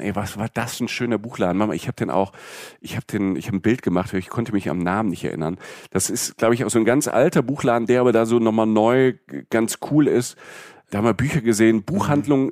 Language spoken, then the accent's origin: German; Germany; als Deutsche